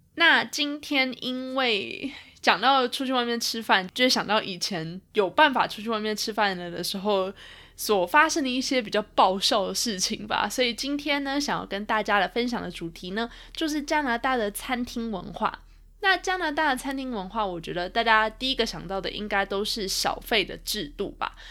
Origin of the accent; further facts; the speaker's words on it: Taiwan; moved away; 我妈妈还有我家人从台湾来看我